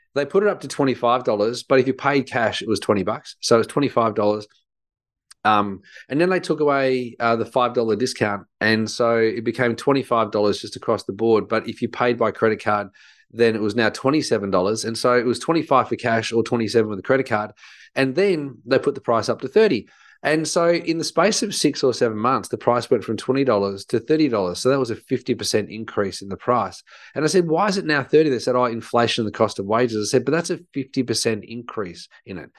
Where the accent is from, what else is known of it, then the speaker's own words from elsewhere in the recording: Australia; I think growing up in Australia